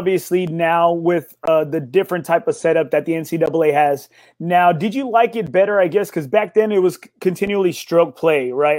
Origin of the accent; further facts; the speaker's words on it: Corpus Christi, Texas, United States; now in San Antonio, United States; I'm originally from Corpus Christi, but I live in San Antonio now